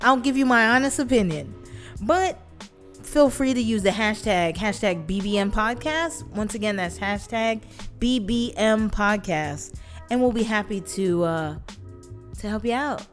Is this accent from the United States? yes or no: yes; New York City, New York, United States